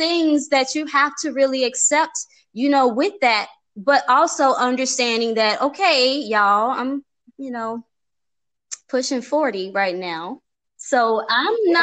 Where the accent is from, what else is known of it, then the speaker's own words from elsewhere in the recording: Chicago, Illinois, United States; now in Atlanta, United States; I'm from Chicago